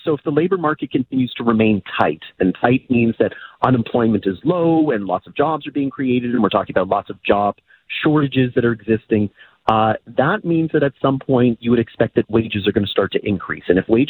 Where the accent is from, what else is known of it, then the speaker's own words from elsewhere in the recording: Canada; It's the nature of being Canadian with our geography